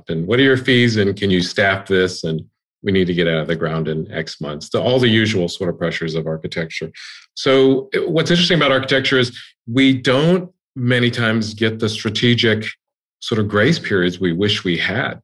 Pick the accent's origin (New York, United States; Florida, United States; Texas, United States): Texas, United States; Houston; now in Austin, United States; I grew up in Houston.